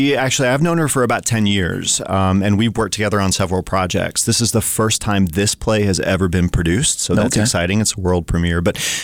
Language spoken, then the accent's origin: English; Tennessee, United States; also born or lived in Colorado / Louisville, Kentucky / New York / North Carolina; now in Missoula, United States; I moved here from Louisville, Kentucky. Before that, I spent some time in New York, but I've lived in North Carolina. I grew up in Tennessee, born in Colorado.